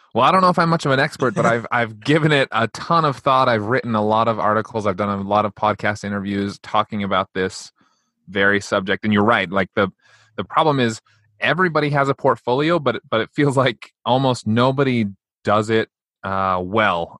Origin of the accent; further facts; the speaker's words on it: United States